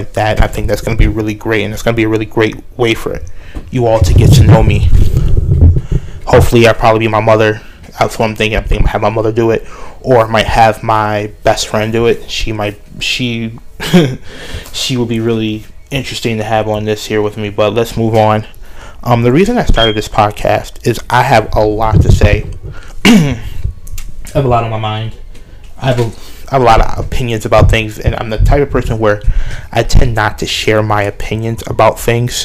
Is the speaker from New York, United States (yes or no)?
yes; Buffalo, New York, United States; born and raised in Buffalo, New York. That's where I'm living right now.